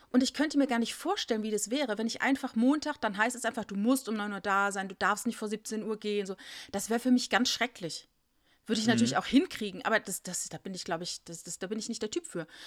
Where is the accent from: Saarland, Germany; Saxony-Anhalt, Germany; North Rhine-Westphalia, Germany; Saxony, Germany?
Saarland, Germany; Ich bin im Saarland geboren. Ich bin hm. eine Saarländer Mädchen.